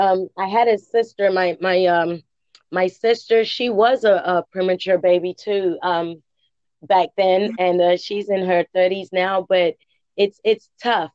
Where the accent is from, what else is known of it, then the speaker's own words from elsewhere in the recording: England, United Kingdom; now in United States; I'm from England, and just just being here in the in the United States